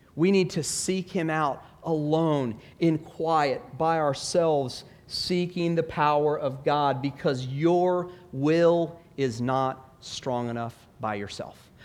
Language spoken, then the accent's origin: English; Stone Mountain, Georgia, United States; I grew up in Stone Mountain, Georgia